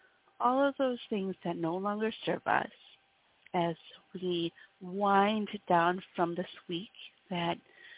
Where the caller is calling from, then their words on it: Wisconsin, United States; I come to you from Wisconsin in the States